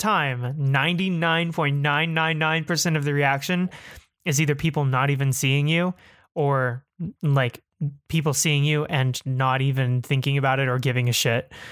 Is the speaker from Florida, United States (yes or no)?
no; Texas, United States; when you're fifteen in Texas, uh, it, growing up in the Bush era